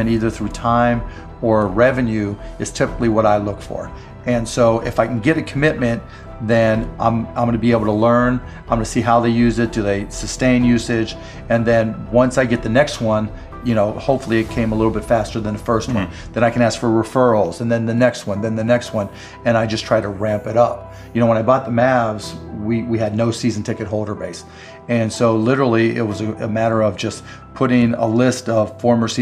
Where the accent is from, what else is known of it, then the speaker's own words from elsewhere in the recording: Pittsburgh, Pennsylvania, United States; I grew up in Pittsburgh